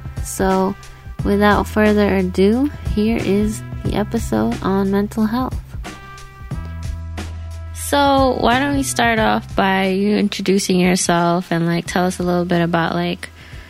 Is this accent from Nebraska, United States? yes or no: no; New York, United States; New Yorkers. I'm from New York.